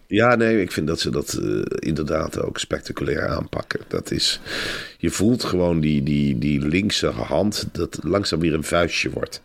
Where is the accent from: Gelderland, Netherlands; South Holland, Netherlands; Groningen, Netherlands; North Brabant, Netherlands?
Gelderland, Netherlands; Velp; ik ben in Arnhem-Velp opgegroeid